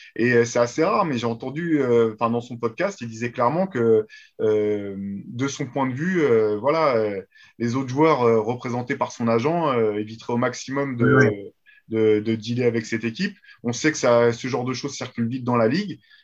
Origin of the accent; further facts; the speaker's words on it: France; nous, en tant que Français